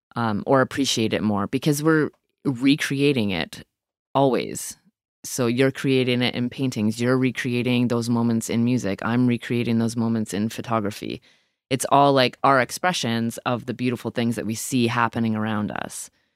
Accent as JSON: {"language": "English", "town": "Owen Sound", "region": "Ontario", "country": "Canada", "tie": "born or raised there", "also_born_or_lived": "Hepworth, Ontario", "moved": "yes", "lives_now": "Nova Scotia, Canada", "said": "I grew up in Owentown, Ontario, but I grew up on the outskirts of Owentown"}